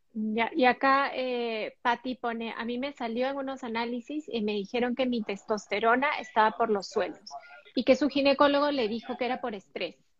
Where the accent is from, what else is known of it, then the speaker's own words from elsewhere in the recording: Peru; Nosotras dos, tanto … como yo, somos peruanas